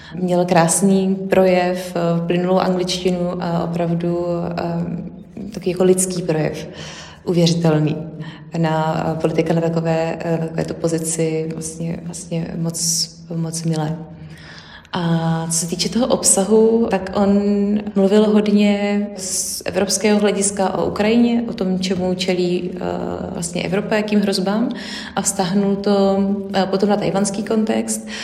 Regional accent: Czechia; u nás v Čechách

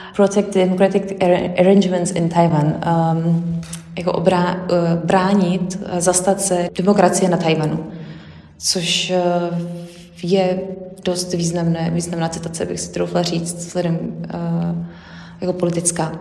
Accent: Czechia; u nás v Čechách

